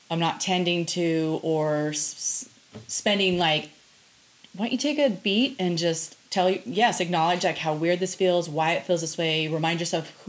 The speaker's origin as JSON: {"language": "English", "town": "Kennewick", "region": "Washington", "country": "United States", "said": "I'm from the Tri Cities"}